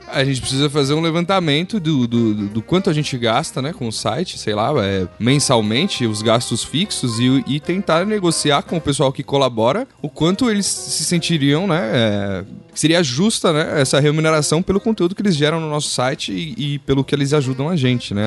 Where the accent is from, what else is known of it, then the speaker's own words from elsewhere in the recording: São Paulo, Brazil; eu sou de São Paulo, capital, nascido aqui.